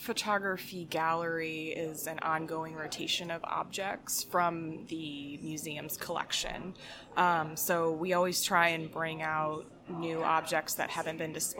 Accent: Delaware, United States; now in Rochester, United States; Mostly Delaware. I've moved around a lot, though.

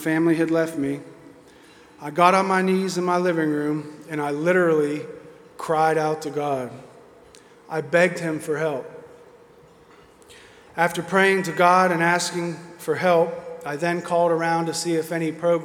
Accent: Oakmont, Pennsylvania, United States; I'm originally from Pittsburgh, Pennsylvania, from a small town called Oakmont. I grew up without my father

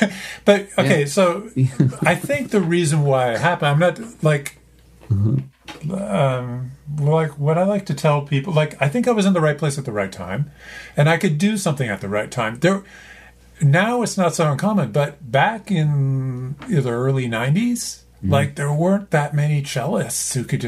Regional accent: Canada; I'm Canadian. Eh?

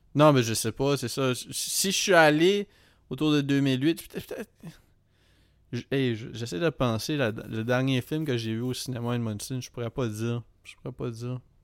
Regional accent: Edmundston, New Brunswick, Canada; now in Montreal, Canada; Les seules fois où je suis retourné à Edmundston

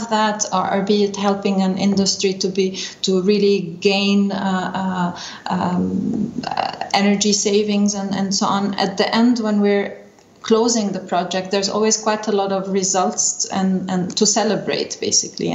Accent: Lebanon; moved away as an adult; now in Vienna, Austria; I'm from Lebanon originally

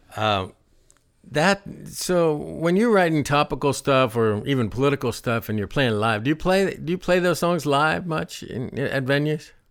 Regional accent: Ohio, United States; I'm from Ohio.

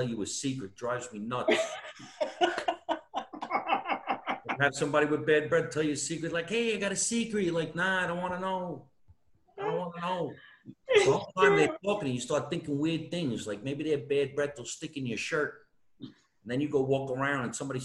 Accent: New Jersey, United States; I'm from New Jersey.

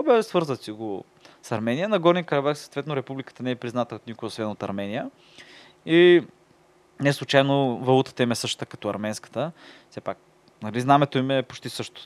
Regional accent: Tsarevo, Burgas Province, Bulgaria; от кой град си, аз винаги как, нали, ми Царево

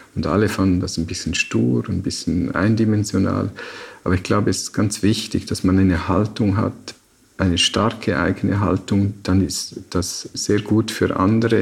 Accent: Liechtenstein; aufgewachsen in Liechtenstein, da war im Sommer die Wanderung am Wochenende Bestandteil des familiären Lebens

